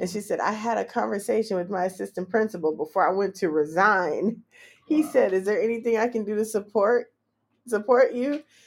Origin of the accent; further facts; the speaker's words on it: California, United States; moved away as an adult; now in Washington, D.C., United States; I'm from Cali